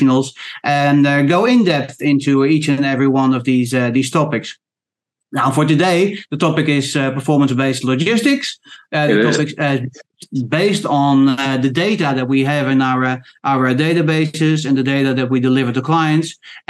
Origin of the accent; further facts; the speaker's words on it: Queensland, Australia; I don't sound Australian, but I am Australian, so I'm in Australia.